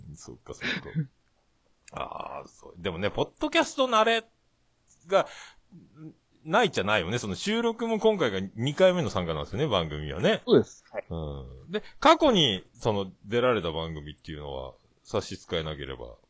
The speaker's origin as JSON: {"language": "Japanese", "region": "Fukuoka", "country": "Japan", "said": "福岡県、市、市内。市内だったら僕と一緒"}